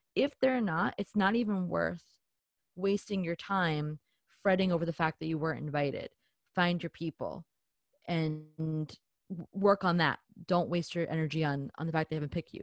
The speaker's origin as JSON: {"language": "English", "region": "New Jersey", "country": "United States", "said": "I'm from New Jersey, so we are a little bit more, you know, we're a little bit in your face about it"}